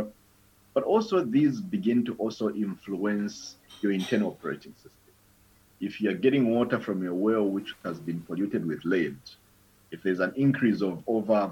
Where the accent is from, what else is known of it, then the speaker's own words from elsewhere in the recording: Zambia; I was born and raised in Zambia 27 years back